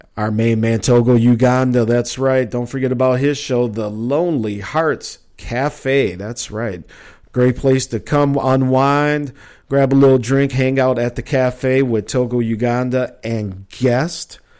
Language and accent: English; Minneapolis, Minnesota, United States; also born or lived in Chicago; growing up in Minneapolis